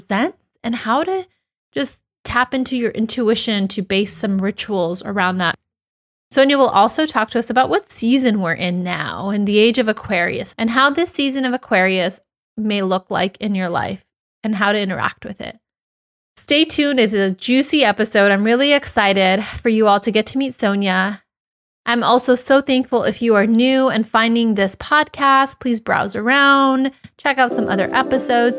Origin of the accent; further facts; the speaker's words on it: United States; my home country, the US